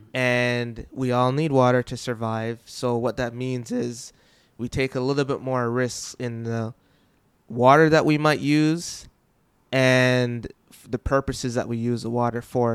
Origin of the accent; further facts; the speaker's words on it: Jamaica; I'm from Jamaica, and we did often have droughts